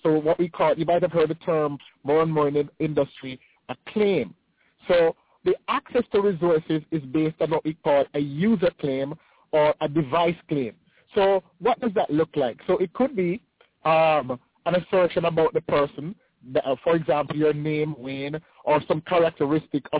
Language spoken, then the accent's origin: English; Jamaica; moved away as an adult; now in United States; I'm from the Caribbean, right? So I'm from Jamaica, right? I started with Microsoft in Jamaica.